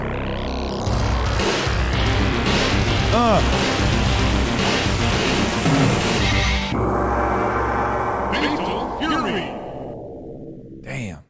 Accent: Brazil; moved away; also born or lived in New Jersey, United States / Brooklyn, New York, United States; growing up in Brazil

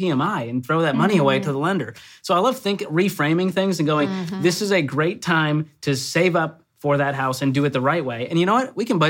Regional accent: Boston, Massachusetts, United States; I'm from Boston.

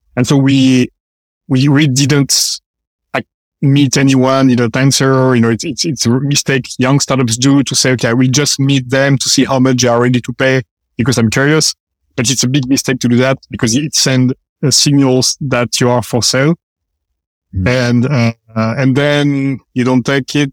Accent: France; moved away as an adult; also born or lived in Paris / London / San Francisco; now in United States; We are engineers. We come from France

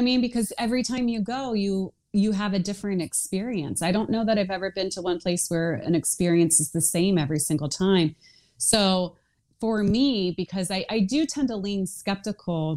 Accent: outside of Philadelphia, Pennsylvania, United States; I grew up outside of Philadelphia

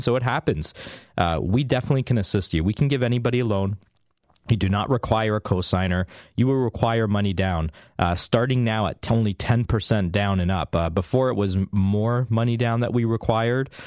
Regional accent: Canada

